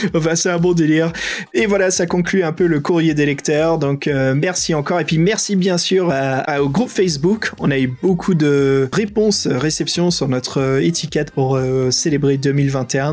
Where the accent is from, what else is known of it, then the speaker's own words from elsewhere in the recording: France; accent: French; mon accent français